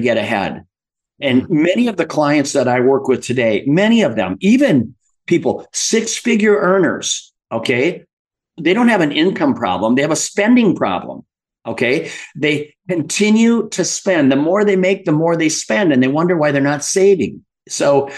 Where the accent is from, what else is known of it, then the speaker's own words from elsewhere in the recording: Midwest, United States; I grew up in the Midwest